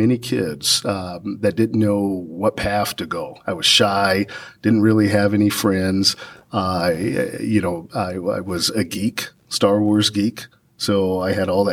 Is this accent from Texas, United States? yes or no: yes; San Antonio, Texas, United States; I come from San Antonio, Texas, Santa Rosa Hospital, at 7:47 a.m.